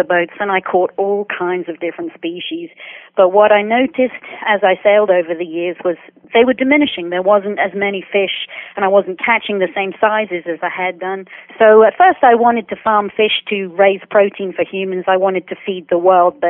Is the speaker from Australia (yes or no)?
no; United Kingdom; moved away as an adult; now in Tampa, United States; I'm from the United Kingdom